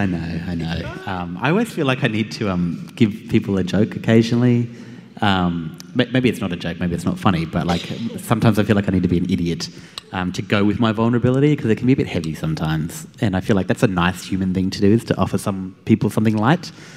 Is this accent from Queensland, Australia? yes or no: yes; Queensland, Australia; I'm from Queensland